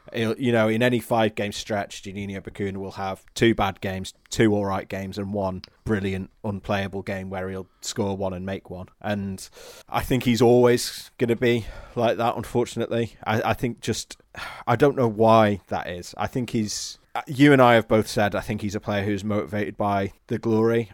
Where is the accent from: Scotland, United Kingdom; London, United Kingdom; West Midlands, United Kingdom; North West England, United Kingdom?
North West England, United Kingdom; Warrington; moved away as an adult; also born or lived in Leeds; now in Normanton, United Kingdom; I'm from Warrington originally. I came to Leeds from, uh, for, for uni